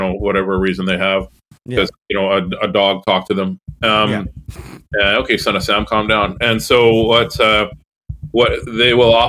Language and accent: English; Canada; I'm a Canadian comedian.